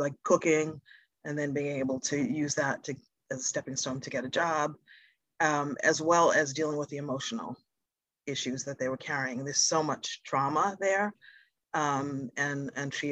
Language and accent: English; Boston, Massachusetts, United States; African-American, growing up in Boston. Parents are from the South.